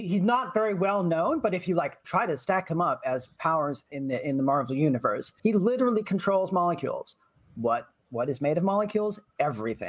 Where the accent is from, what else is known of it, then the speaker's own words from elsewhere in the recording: Lexington, Massachusetts, United States; I'm from Lexington